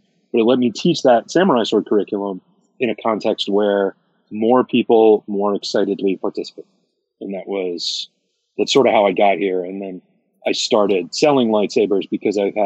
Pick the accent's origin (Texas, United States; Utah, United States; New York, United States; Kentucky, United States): Kentucky, United States; also born or lived in Massachusetts; we moved down to Kentucky from Massachusetts